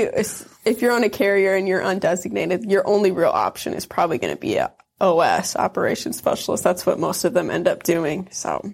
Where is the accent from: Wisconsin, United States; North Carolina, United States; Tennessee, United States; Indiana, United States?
Wisconsin, United States; also born or lived in Iron Mountain, Michigan; Wisconsin is right on the border of the U P, the Upper Peninsula of Michigan, and The town I grew up in was really small